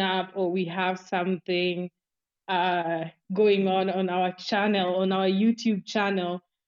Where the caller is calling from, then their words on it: Nairobi, Kenya; I'm speaking from Nairobi, Kenya.